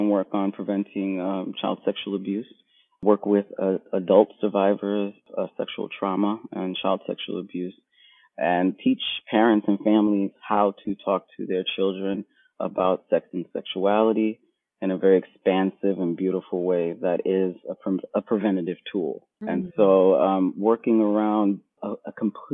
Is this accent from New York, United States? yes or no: yes; New York City, New York, United States; I was born and raised in Brooklyn, Bed-Stuy, New York